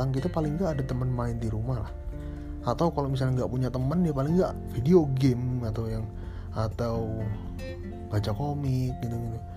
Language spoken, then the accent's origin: Indonesian; Banyuwangi, East Java, Indonesia; waktu saya, saya dari Banyuwangi SMA Malang habis itu lulus tahun 2010 itu ya untuk SMA SMK sih sebenarnya SMK terus lulus nah setelah lulus itu saya ke sidoarjo untuk kerja